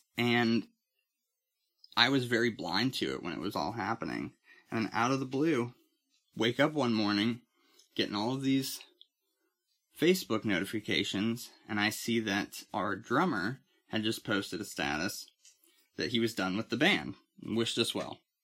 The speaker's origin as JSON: {"language": "English", "town": "Titusville", "country": "United States", "tie": "born or raised there", "moved": "as an adult", "said": "I moved back to my hometown of Titusville"}